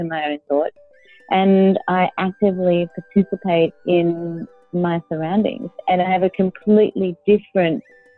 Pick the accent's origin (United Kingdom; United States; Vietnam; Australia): Australia; I grew up in Australia. My dad was Italian and my mum was Australian.